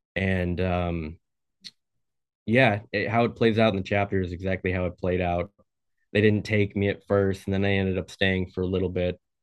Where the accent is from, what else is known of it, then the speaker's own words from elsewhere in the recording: Oregon, United States; I'm from Oregon